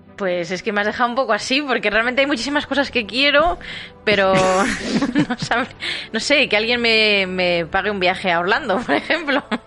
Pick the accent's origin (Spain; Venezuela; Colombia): Spain; Segovia, Castile and León; yo soy de Segovia